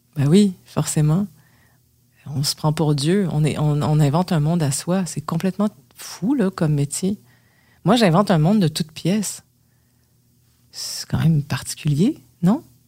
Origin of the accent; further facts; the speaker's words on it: Quebec, Canada; accent: québécois; si j'arrivais avec un accent québécois